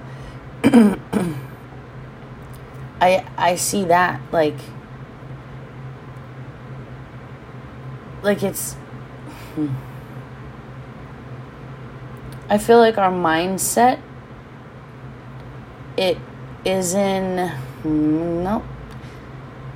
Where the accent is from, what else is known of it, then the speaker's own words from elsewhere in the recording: Hawaii, United States; being Hawaiian and owning a home here